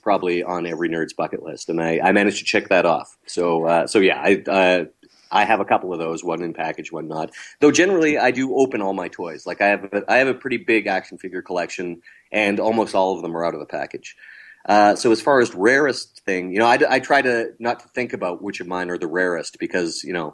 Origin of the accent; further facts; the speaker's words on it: Canada; we're all Canadian